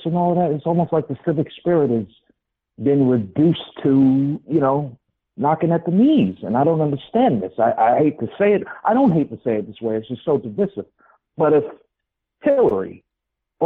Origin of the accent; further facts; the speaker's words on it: New York City, New York, United States; I'm from Queens, New York.